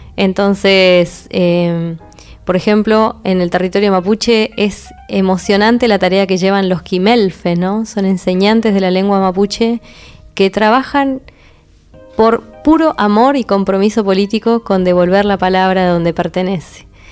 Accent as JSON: {"language": "Spanish", "region": "Neuquén", "country": "Argentina", "tie": "born or raised there", "said": "yo nací, nací en Neuquén, en un lugar en, que estaba rodeado de canales, ríos y acequias"}